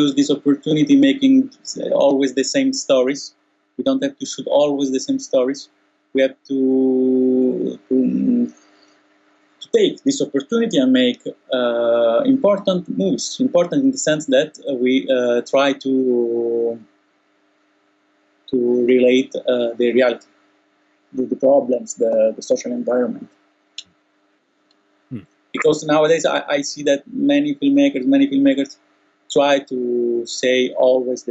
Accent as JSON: {"language": "English", "country": "Italy", "said": "now in Italy"}